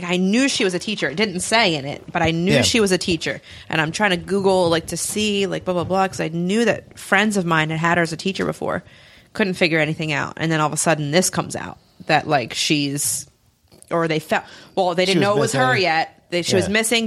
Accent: Delaware, United States; moved away as an adult; also born or lived in Chichester, Delaware County, Pennsylvania; now in Delaware County, United States; I lived in Delaware until I was 25 years old.

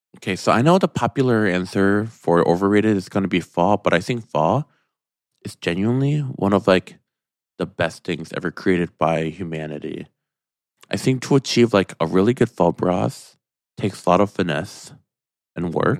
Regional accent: Michigan, United States; moved away; I'm from Michigan.

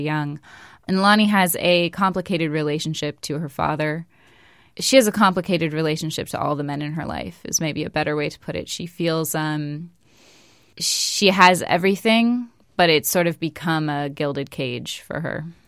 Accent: West Coast, United States; moved away; I'm from the West Coast, so I say in the neighborhood

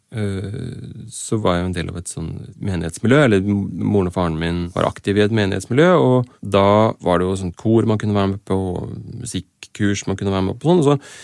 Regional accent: Oslo, Norway; also born or lived in Asker / Kristiansand; Jeg vokste opp eh, i Asker, Kristiansand og Oslo. Eh, de fleste som kommer fra Oslo, har jo en eller annen sånn bydelstilhørighet, men det har ikke jeg helt på samme måten

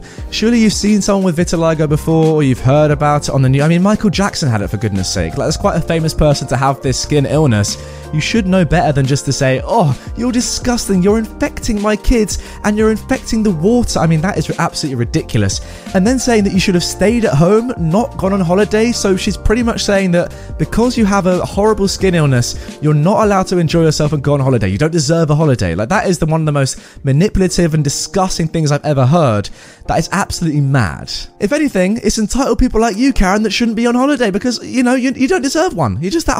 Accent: Beijing, China; born there; So, I was born in Beijing.

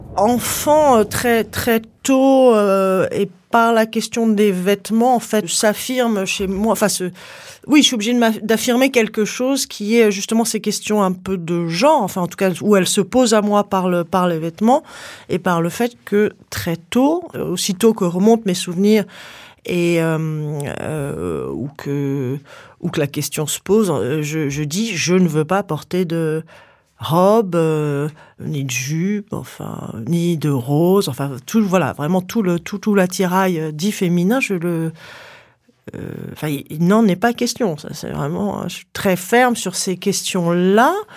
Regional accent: Paris, Île-de-France, France; j'habite à Paris, je suis née à Paris

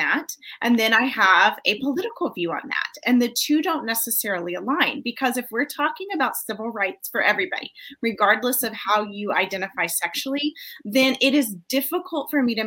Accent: United States

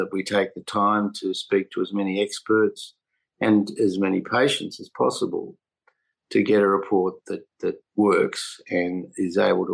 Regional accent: New South Wales, Australia; New South Wales, my home state

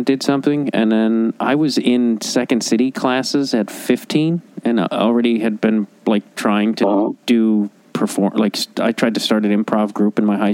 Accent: Chicago, Illinois, United States; I grew up in Chicago

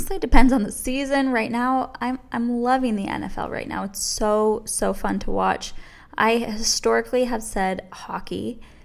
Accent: New York area, United States; I am from the New York area

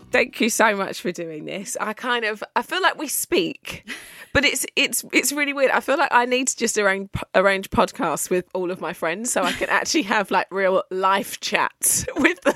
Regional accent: Essex, East of England, United Kingdom; I grew up outside of London, I grew up in Essex.

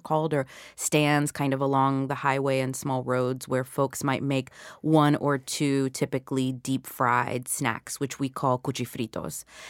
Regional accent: the South, United States; the kind of food that I was eating growing up in the South.

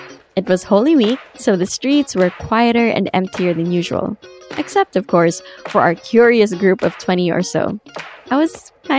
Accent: Philippines; My family feels Pinoy as they come

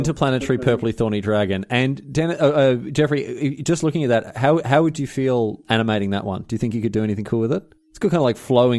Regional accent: Australia; I'm not Scottish, I'm Australian, so...

